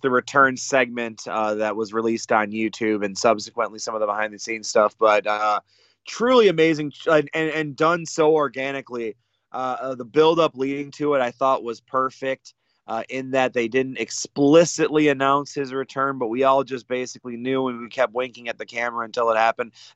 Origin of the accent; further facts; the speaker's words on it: Michigan, United States; moved away; Spent a little time in some beautiful parts of the mitten-shaped state, my home state